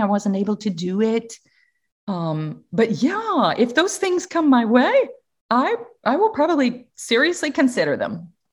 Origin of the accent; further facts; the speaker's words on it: Atlanta, Georgia, United States; moved away; I come from the Southern United States, Atlanta, Georgia